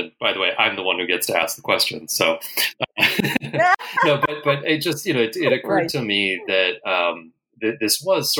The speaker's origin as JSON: {"language": "English", "country": "United States", "said": "I'm American."}